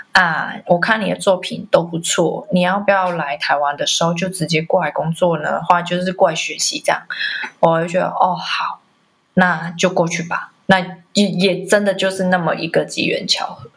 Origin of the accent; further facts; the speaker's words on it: Macau; 我是来自澳门的，呃，艺术工作者